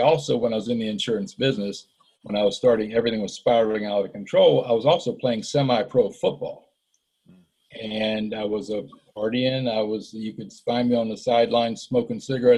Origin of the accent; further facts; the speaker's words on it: Florida, United States; also born or lived in Ohio / Western North Carolina; I grew up in Florida. We moved from Ohio when I was like 7 to Florida. So that's where I really grew up